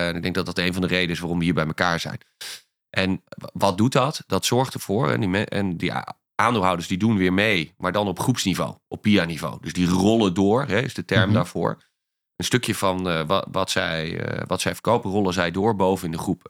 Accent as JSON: {"language": "Dutch", "town": "Ankum", "region": "Overijssel", "country": "Netherlands", "also_born_or_lived": "Amsterdam", "moved": "yes", "said": "ik kom uit een heel klein dorpje"}